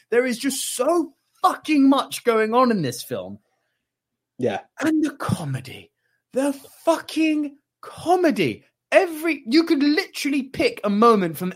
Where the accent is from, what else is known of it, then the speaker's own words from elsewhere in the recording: United Kingdom; As a British kind of in the you know social zeitgeist, I do think Trainspotting is a superior movie only just.